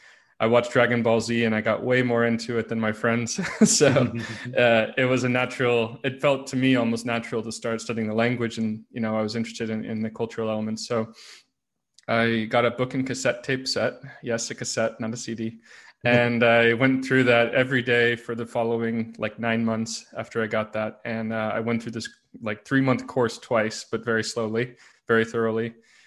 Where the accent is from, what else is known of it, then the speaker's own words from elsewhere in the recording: United States; as you mentioned, I was born and raised in the United States. I didn't really move around outside the country too much growing up, but we did move inside the country a lot